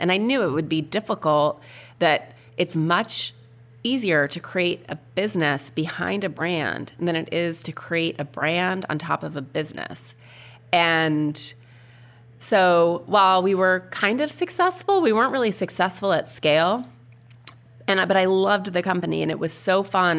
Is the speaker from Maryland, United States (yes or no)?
no; Missoula, Montana, United States; when I was a little kid growing up in Montana